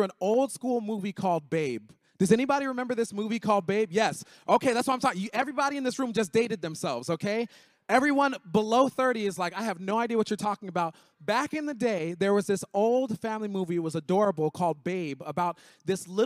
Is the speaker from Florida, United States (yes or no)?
yes; Miami, Florida, United States; I grew up in Miami